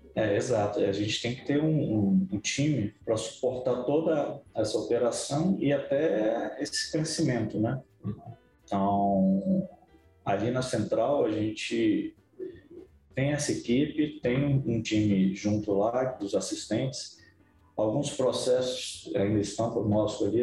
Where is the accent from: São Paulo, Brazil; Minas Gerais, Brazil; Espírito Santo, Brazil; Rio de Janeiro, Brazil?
Espírito Santo, Brazil; Vila Velha; also born or lived in Vitória; Eu sou capixaba, né? Nasci em Vitória, mas é. que legal. morei em Vila Velha minha vida inteira